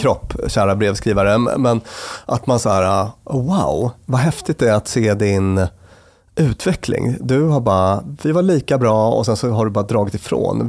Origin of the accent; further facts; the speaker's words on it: Luleå, Norrbotten County, Sweden; moved away; also born or lived in Stockholm; när jag växte upp. Mm. Då till stor del i Luleå i mm. Norrbotten